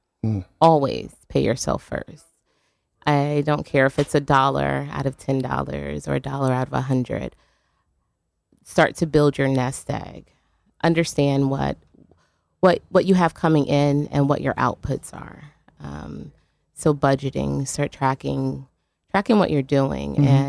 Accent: Louisiana, United States; I grew up in Louisiana. We didn't have competition dance

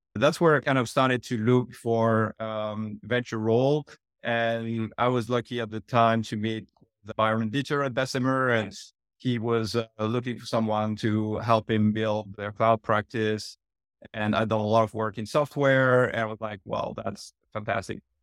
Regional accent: France; accent: French; moved away; I was born and raised in France, as we can tell from the accent.

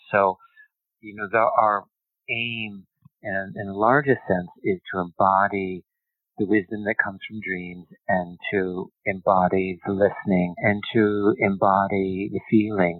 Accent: United States; being an American yogi

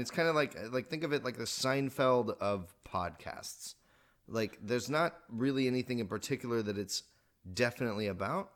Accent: Texas, United States; moved away as an adult; also born or lived in Oklahoma; now in California, United States; I was born in Oklahoma. I was raised in Texas

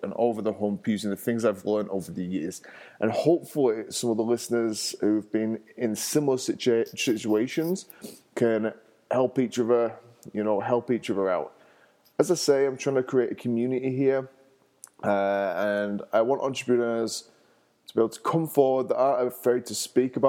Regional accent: England, United Kingdom; now in Denver, United States; I'm from England originally, and I live in the States. I live in Denver

